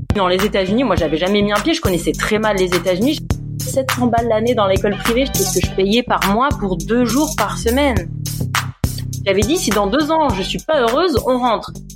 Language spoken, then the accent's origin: French; Grasse, Provence-Alpes-Côte d'Azur, France; moved away as an adult; also born or lived in Paris, France; now in California, United States; moi et mon mari, hein, tous les deux, on est on est de la Côte d'Azur, on est de Grasse